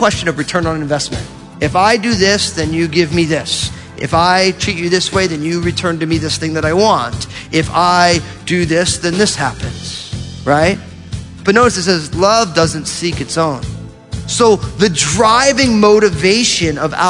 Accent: New Jersey, United States; I'm from New Jersey

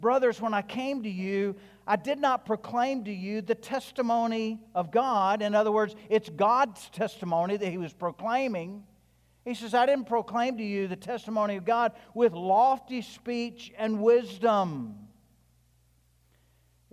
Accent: the South, United States; I'm from the South. I'm white.

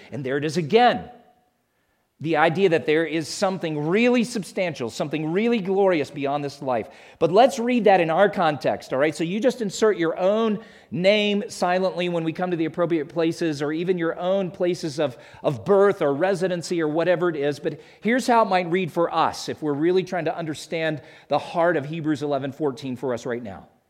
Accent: South Carolina, United States; moved away as an adult; also born or lived in Atlanta, Georgia / Alabama; I'm from South Carolina because that's where I lived forty-five of my fifty years before we moved out here

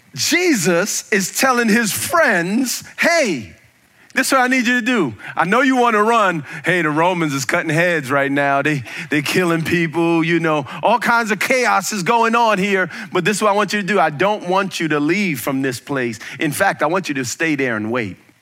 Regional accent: United States; I'm an American

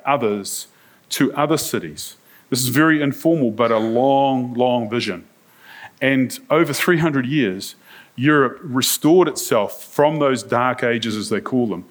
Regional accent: New Zealand; I'm from New Zealand. I'm a church minister

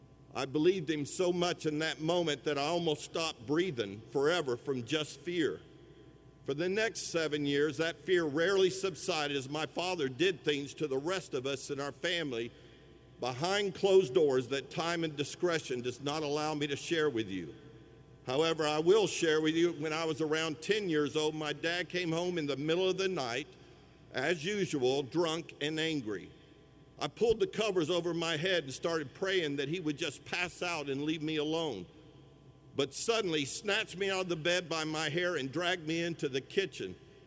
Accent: Sweetwater, Tennessee, United States; I was born in 1962 in Sweetwater, Tennessee, and the first 7 years of my life were truly wonderful.

